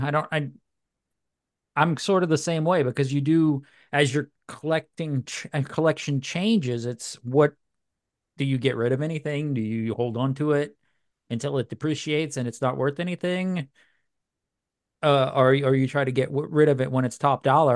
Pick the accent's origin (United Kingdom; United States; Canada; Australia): United States; New Orleans, Louisiana; moved away; I love New Orleans, man. That's my hometown.